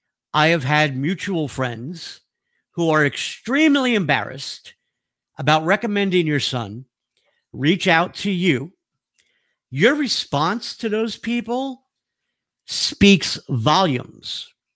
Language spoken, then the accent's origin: English; New York, United States; moved away; I'm an Italian from New York